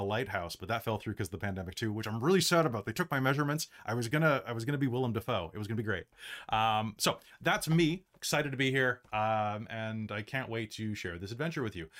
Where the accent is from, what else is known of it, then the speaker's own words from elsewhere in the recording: United States; moved away as an adult; now in Canada; I'm an American who has escaped to Canada and has been living here for the past, years